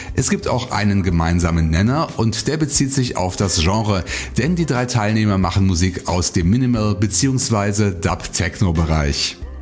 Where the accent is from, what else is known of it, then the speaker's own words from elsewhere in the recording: Bonn, North Rhine-Westphalia, Germany; meine Heimatstadt Bonn